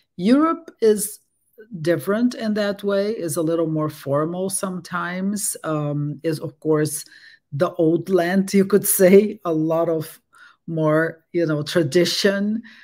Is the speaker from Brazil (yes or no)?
yes; Brazil; English is a second language; moved away as an adult; also born or lived in Netherlands / France; now in Berkeley, United States; I was born in Brazil and I grew up there